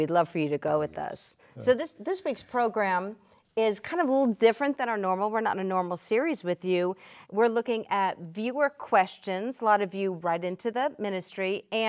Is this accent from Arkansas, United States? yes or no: no; New Jersey, United States; You know I'm from New Jersey.